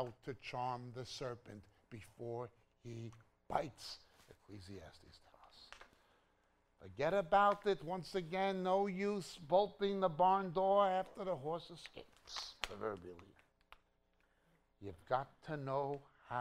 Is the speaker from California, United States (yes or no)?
no; New York, United States; moved away as an adult; also born or lived in Israel; I was from New York